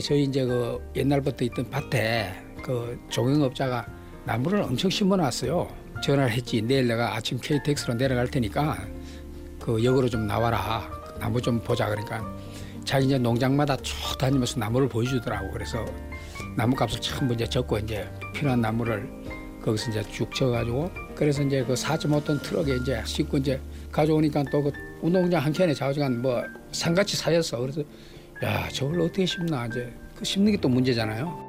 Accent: Ulsan, South Korea; now in Seoul, South Korea; 제 고향 울산에서 이제 우리가 자랄 때는

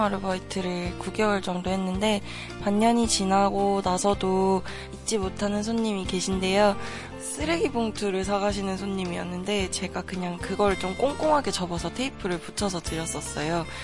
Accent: Busan, South Korea; 저는 부산에서 온

